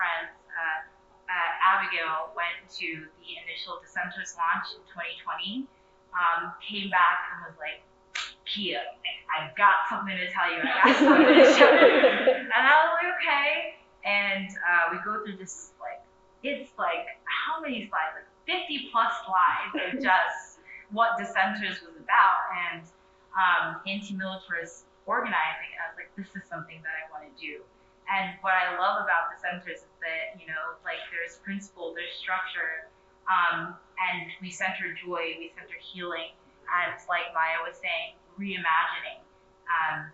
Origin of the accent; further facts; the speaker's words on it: Philadelphia, Pennsylvania, United States; moved away as an adult; now in Washington, DC, United States; I'm from, born and raised in Philly